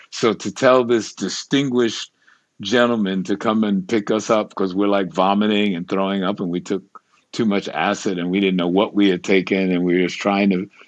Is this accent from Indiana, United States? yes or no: no; New York City, New York, United States; So when I, uh, so I'm a New Yorker, and uh, but I'm sort of bi-coastal.